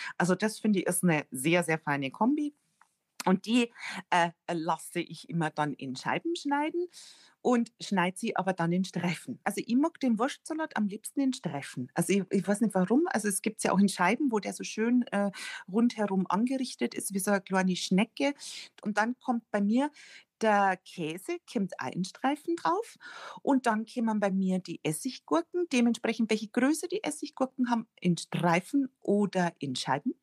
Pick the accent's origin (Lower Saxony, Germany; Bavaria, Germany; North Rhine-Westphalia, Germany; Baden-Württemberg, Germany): Bavaria, Germany; Rosenheim; Fürstädt ist ein Ortsteil von Rosenheim und ich bin da auch ganz in der Nähe aufgewachsen